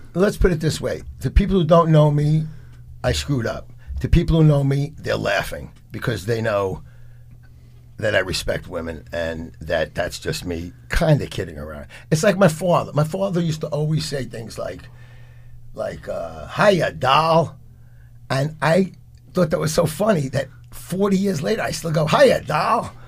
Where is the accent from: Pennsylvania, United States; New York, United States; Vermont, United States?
New York, United States; New York City; also born or lived in Lower East Side; I grew up in the Bronx in the 60s and 70s, Lower East Side